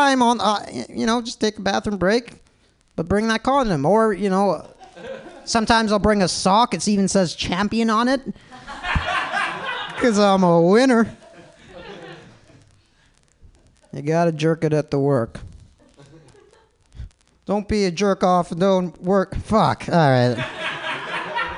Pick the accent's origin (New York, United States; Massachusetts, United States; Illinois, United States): Illinois, United States; Palatine; now in San Francisco, United States; I'm from the Midwest too. It sucks. Nobody moves to Palatine, Illinois